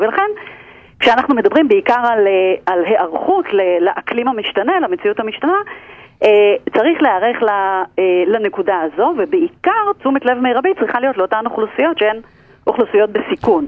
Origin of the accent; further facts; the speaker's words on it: Israel; אנחנו כישראלים